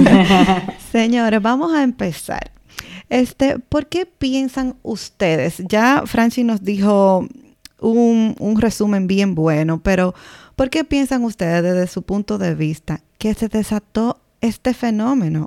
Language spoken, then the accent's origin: Spanish; Dominican Republic; moved away; somos dominicanas en el extranjero